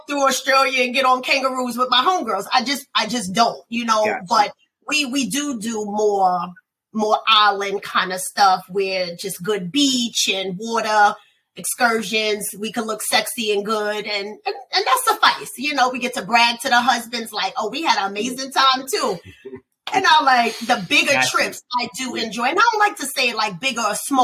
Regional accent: New York City, New York, United States; I'm from Brooklyn

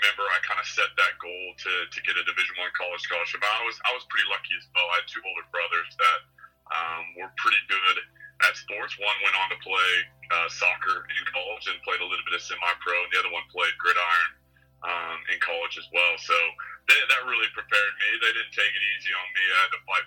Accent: Nebraska, United States; moved away as an adult; also born or lived in Florida / Arizona; now in Australia; growing up in Nebraska

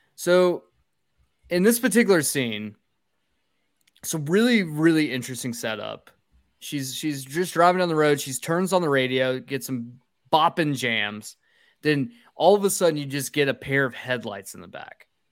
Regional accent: North Georgia, United States; we're from North Georgia, where deers are absolutely rampant here

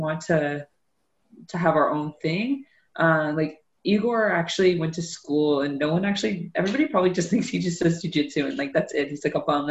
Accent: Newcastle, Ontario, Canada; I grew up in Newcastle. That's part of Durham

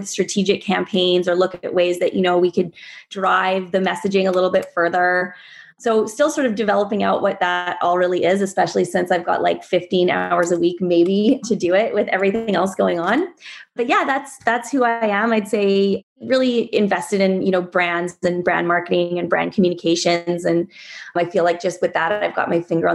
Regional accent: Vancouver, British Columbia, Canada; also born or lived in Iowa / Washington, District of Columbia, United States / New York / Los Angeles; I grew up here in Vancouver on the North Shore.

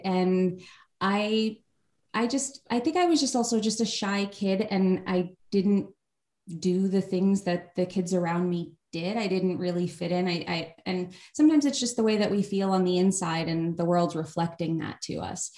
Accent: New York, United States; also born or lived in Los Angeles, United States; now in Austin, United States; Been here uh, a little over two years. We were in Los Angeles before that, and I grew up in New York

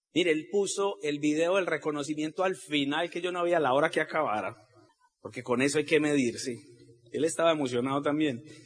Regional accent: Colombia

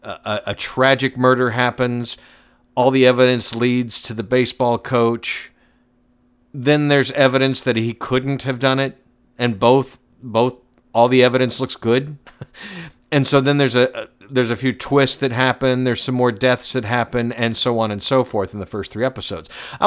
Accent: Georgia, United States; I was born and raised outside of Atlanta. I'm very familiar with Georgia.

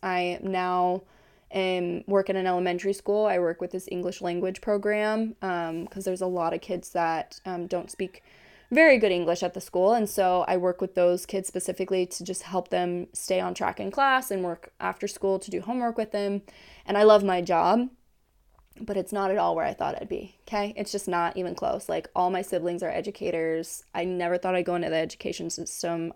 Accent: Kansas, United States; moved away as an adult; now in Hawaii, United States; I am from Kansas originally

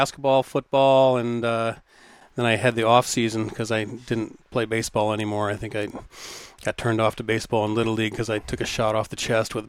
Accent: Wyoming, Michigan, United States; also born or lived in Charlevoix, Michigan; always kind of been the Midwest area there. You know, started off in Charlevoix. I was born in Charlevoix, and then then we moved down to Wyoming, Michigan.

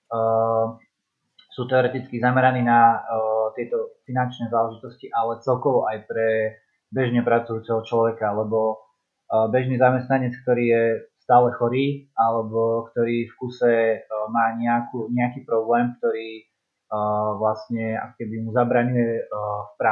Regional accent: Zvolen, Banská Bystrica Region, Slovakia; som zo Zvolena

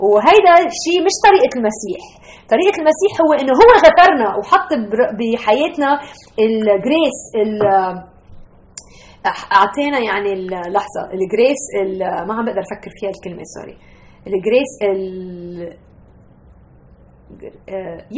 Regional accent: Lebanon; now in United States; انا نقلت من لبنان ب 1987 على امريكا وصار عايشه هون هالسنين واكيد بالعائله بعدنا بنحكي عربي وبناكل اكل عربي وبنسافر على البلاد العربيه

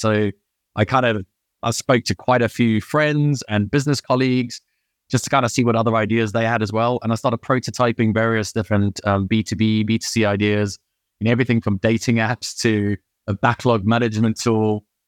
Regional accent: Durban, KwaZulu-Natal, South Africa; moved away as an adult; also born or lived in United Kingdom; now in Chamonix, France; I grew up in Durban

